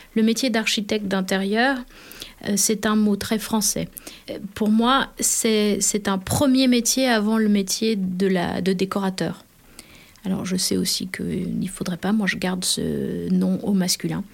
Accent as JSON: {"language": "French", "town": "Annecy", "region": "Auvergne-Rhône-Alpes", "country": "France", "tie": "born or raised there", "also_born_or_lived": "south of France", "moved": "yes", "said": "je suis née à Annecy"}